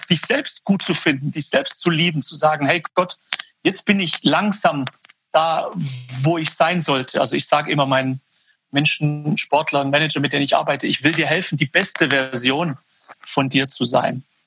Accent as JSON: {"language": "German", "area": "Swabia, near Stuttgart", "region": "Baden-Württemberg", "country": "Germany", "tie": "born or raised there", "accent": "Swabian", "said": "ich bin quasi als persischer Kerle geboren im Schwaberländle. Und da bin ich auch aufgewachsen. Meine Eltern sind aus dem Iran äh, Ende der 60er Jahre nach Deutschland gekommen. Da bin ich hier in der Nähe von Stuttgart geboren"}